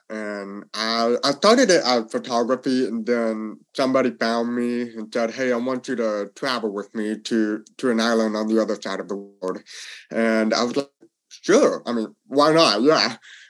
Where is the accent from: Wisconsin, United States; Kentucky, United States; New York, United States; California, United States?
Kentucky, United States; Louisville; also born or lived in Texas; now in Atlanta, United States; Yeah, so I am from Louisville, Kentucky, born there, and then I moved all around in the U.S., lived in Texas, now I am living in Atlanta, Georgia.